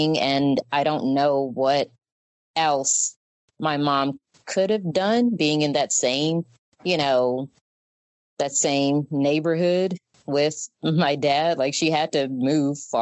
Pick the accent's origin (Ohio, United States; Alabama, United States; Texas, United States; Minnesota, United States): Alabama, United States; Mobile; also born or lived in Detroit, Michigan; that's the reason we moved back home to Mobile, where my mom's grandmother lived